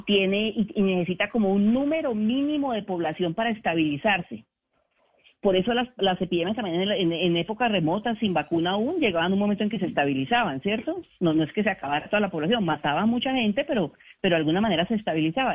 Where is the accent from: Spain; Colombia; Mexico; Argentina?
Colombia; como colombianos